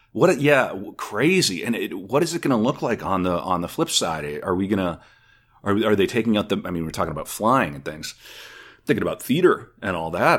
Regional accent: North Dakota, United States; now in Minnesota, United States; I'm originally from North Dakota

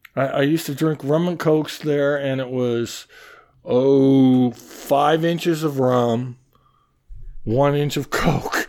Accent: Mason City, Iowa, United States; moved away as an adult; now in New York, United States; I grew up in Mason City, and I was also at the University of Iowa in Iowa City

